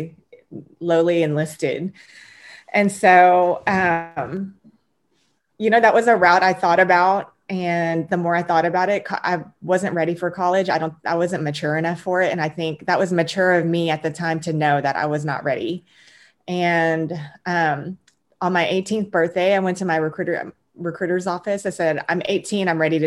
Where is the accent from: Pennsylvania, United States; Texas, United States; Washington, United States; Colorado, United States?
Texas, United States; I'm originally from Texas, born and raised. I'm a first generation Korean American.